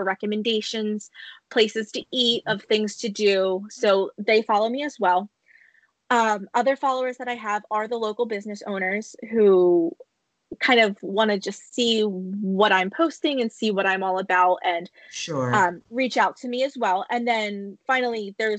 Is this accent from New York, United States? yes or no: no; Bucks County, Pennsylvania, United States; I'm born and raised in Bucks County